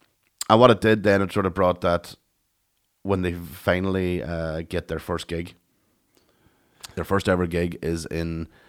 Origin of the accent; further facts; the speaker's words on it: Ireland; for us as Irish people, we were going, that's the woman we know.